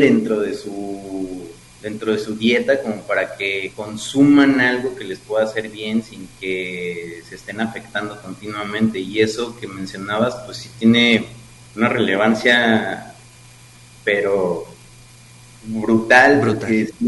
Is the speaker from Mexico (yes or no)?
yes; Mexico; nuestra cosmovisión como mexicanos